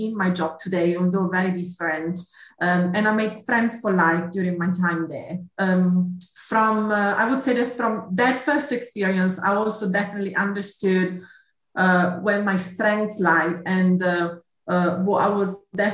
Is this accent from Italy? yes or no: yes; Italy; accent: Italian; English is a second language; moved away as an adult; also born or lived in Milan, Italy; now in United Kingdom; You might have gathered from my accent, I'm Italian originally. So I did my studies back in Milan